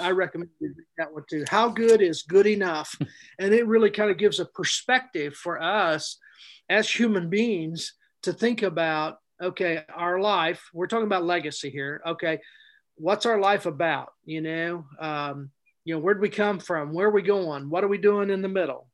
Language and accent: English; Plainville, Indiana, United States; I grew up in Plainville, Indiana, a little bitty town, Plainville in Daviess County